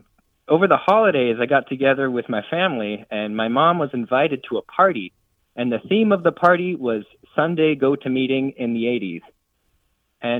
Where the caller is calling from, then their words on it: Gainesville, Florida, United States; I'm calling from Gainesville, Florida.